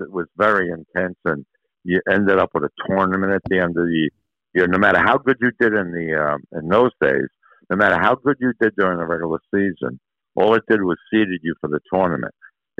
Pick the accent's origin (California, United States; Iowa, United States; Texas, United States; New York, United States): New York, United States; I grew up in New York where everybody, because if you think about it, there aren't a lot of baseball fields in New York that kids can go out and play in.